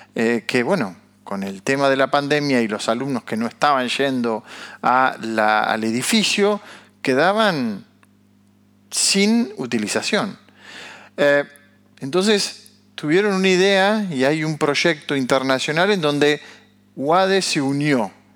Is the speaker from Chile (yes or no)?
no; Argentina; como argentinos